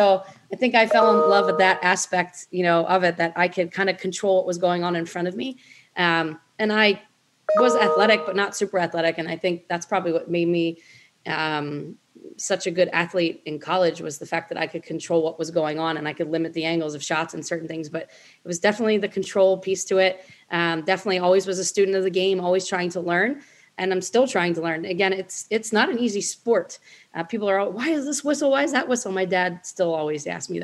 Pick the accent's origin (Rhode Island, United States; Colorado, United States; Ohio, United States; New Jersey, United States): New Jersey, United States; Linwood; where I was from Linwood, New Jersey.